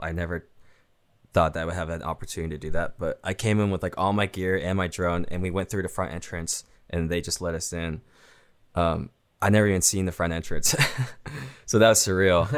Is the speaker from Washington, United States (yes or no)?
yes; Seattle, Washington, United States; I'm from Seattle